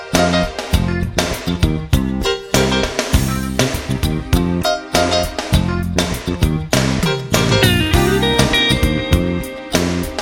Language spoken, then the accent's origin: English; Texas, United States; Growing up in Texas